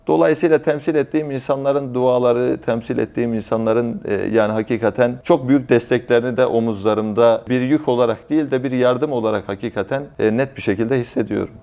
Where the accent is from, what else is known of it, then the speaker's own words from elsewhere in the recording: Malatya, Turkey; Yani ben dört kuşak önceden Konyalıyım, ancak doğma büyüme Malatyalıyım